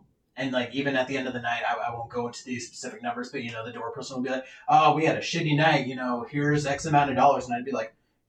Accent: Olympia, Washington, United States; I'm born and raised in Olympia

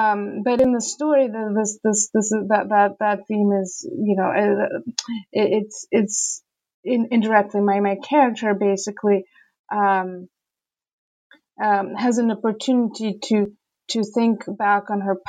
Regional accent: Saint Petersburg, Russia; growing up in Petersburg, you know, in the 80s and 90s, I personally didn't even know the word homosexual

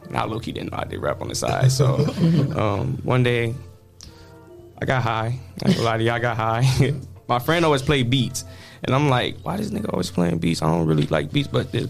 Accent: Toledo, Ohio, United States; also born or lived in Lima, Ohio / Detroit / Finley; So I was born in Lima, Ohio. Okay. But I grew up in Detroit probably until okay. I was like five. Then I came to Finley for a little bit. Then when I want to say I was like 8, 9, that's when I got introduced to Toledo.

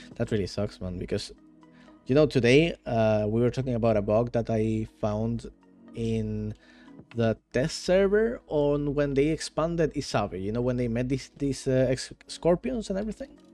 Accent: Venezuela; now in Netherlands; I live in Netherlands right now, although I am from Venezuela

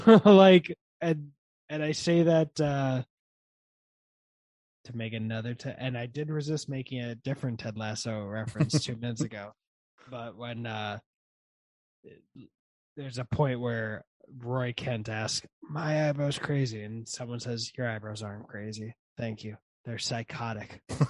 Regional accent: Germany; born there; because I was born in Germany on a US Army base.

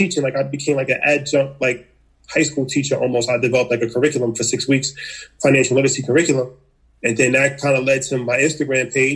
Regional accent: New York, United States; also born or lived in Hawaii; I come from New York. Just grew up like, you know, regular kid

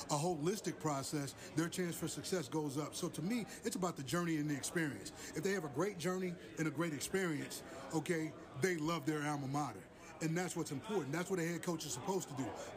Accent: West Coast, United States; moved away; also born or lived in Southeastern United States; I grew up on the West Coast

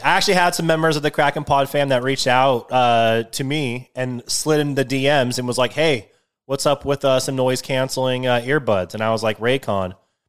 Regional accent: Canada; Well, I guess I'm Canadian because I like, so I do use them like interchangeably.

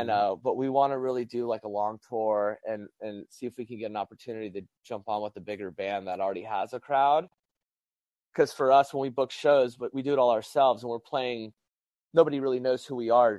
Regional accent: Albuquerque, New Mexico, United States; also born or lived in San Diego; I had a band in New Mexico, and because I came from Albuquerque, New Mexico to San Diego

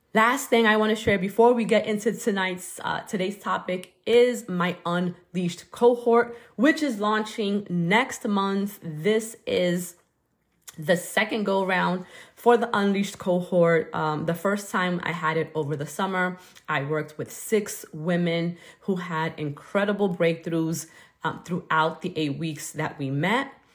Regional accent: New York City, New York, United States; growing up in Brooklyn

